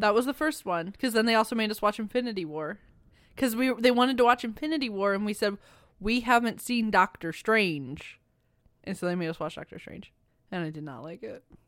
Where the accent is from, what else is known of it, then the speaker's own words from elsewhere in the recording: Missouri, United States; We are from Missouri